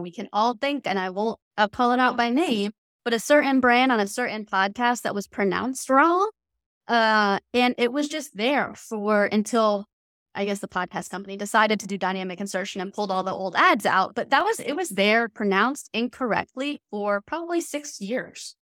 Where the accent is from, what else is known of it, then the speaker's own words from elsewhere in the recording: the South, United States; I grew up in the South.